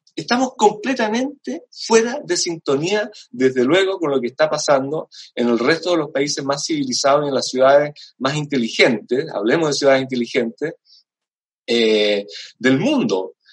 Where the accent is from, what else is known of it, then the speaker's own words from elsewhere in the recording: Chile; nosotros como chilenos